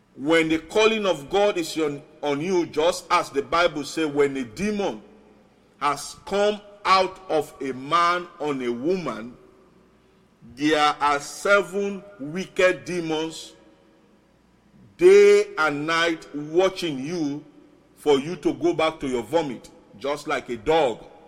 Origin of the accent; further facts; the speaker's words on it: Sierra Leone; first language Mende and Krio; English is a second language; now in Tacoma, United States; my other nations, Sierra Leone, I will chip in a little, little. My native language, Mende and Creole